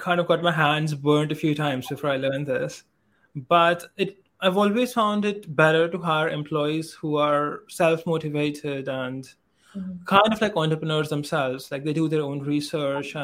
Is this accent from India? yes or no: yes; India; I am an Indian guy